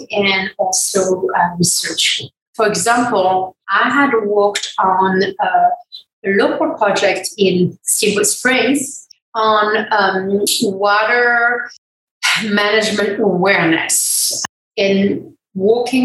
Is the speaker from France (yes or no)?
yes; France; moved away as an adult; also born or lived in Wyoming, United States; now in United States; I'm from France originally